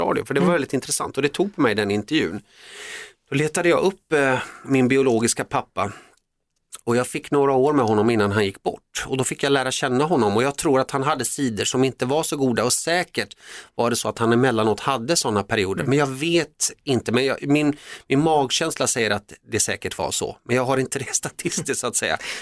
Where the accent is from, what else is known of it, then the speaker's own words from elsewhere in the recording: Sweden; also born or lived in Finland / Netherlands; jag är ju uppväxt i Sverige, kom till Sverige när jag var 3-4 år och jag är svensk